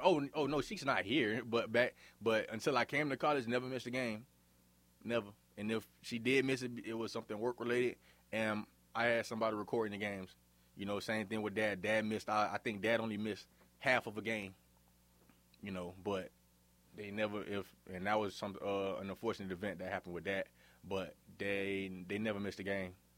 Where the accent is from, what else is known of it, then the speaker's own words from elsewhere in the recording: Miami, Florida, United States; now in Forest City, United States; growing up in Miami, I, I had a pretty good life